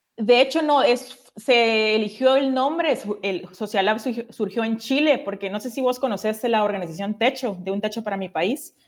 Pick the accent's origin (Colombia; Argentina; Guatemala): Guatemala; moved away as an adult; now in Brazil; yo soy guatemalteca